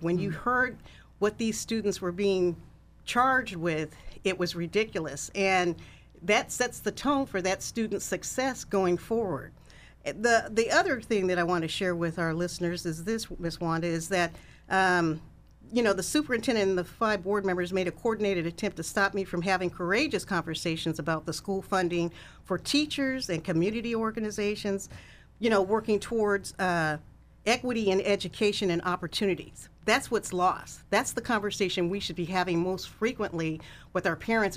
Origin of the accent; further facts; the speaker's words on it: Sacramento, California, United States; also born or lived in Kansas; I'm a Sacramento native, and I grew up in North Highlands